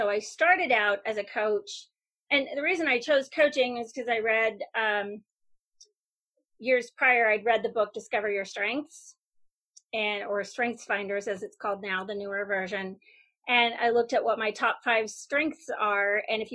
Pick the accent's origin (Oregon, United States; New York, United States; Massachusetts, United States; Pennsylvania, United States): Oregon, United States; Bend; moved away as an adult; move back to my hometown of Bend